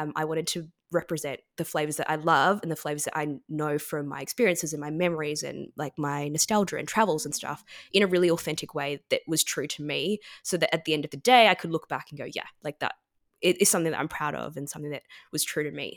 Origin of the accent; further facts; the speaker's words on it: Melbourne, Victoria, Australia; growing up in Melbourne and in Australia